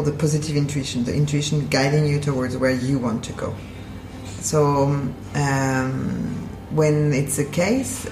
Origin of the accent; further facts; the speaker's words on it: Paris, Île-de-France, France; moved away as an adult; now in Basel, Switzerland; I'm originally from Paris.